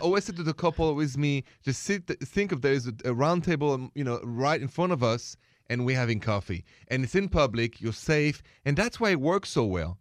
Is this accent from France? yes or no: yes; Paris, Île-de-France, France; moved away; I was born in Paris